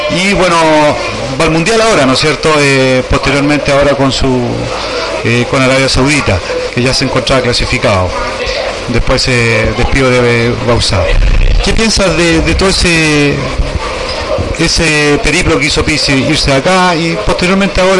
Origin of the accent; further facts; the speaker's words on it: Chile; Yo te hablo como prensa y como a lo mejor como chileno también, como hincha de la selección